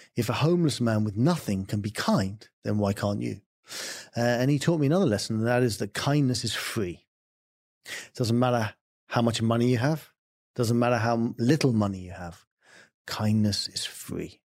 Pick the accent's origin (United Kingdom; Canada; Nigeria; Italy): United Kingdom; England; I'm English.